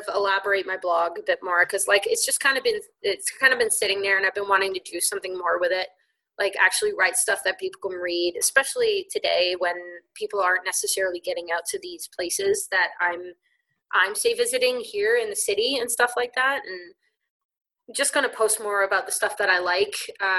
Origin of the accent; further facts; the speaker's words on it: Liverpool, North West England, United Kingdom; accent: Scouse; No, I'm from Liverpool area, so I'm Scouse.